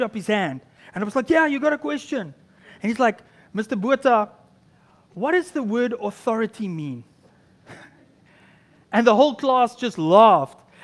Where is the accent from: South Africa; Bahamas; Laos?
South Africa; moved away as an adult; now in Canada; I just arrived in Canada as a South African